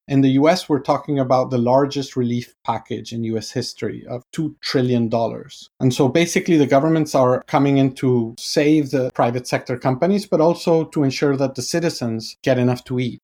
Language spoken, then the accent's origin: English; Argentina; I'm from Argentina